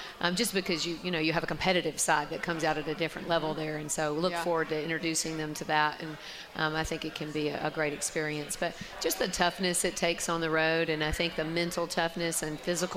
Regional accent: Alabama, United States; now in Washington, United States; I grew up in a rivalry state

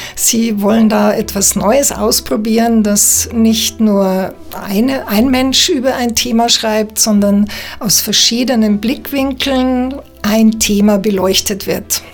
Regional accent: Bavaria, Germany; moved away as an adult; now in Switzerland; ich bin ähm, Schweizerin mit bayerischem Migrationshintergrund, lebe seit 20 Jahren in der Schweiz

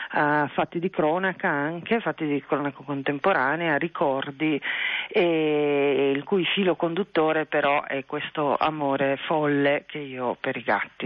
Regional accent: Trieste, Friuli-Venezia Giulia, Italy; moved away as an adult; io sono triestina sì, eh, ho vissuto a Trieste fino, fino a vent'anni, poco più

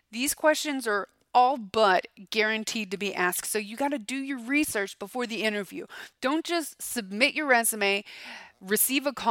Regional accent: Florida, United States; I'm from Florida, I guess. I mean, say an orange. I'm from Florida. I'm delicious.

